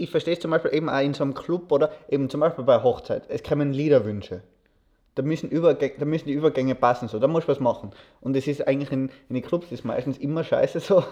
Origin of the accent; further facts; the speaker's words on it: Austria; ich bin froh darüber, dass ich in Österreich lebe, dass ich in Österreich aufgewachsen bin.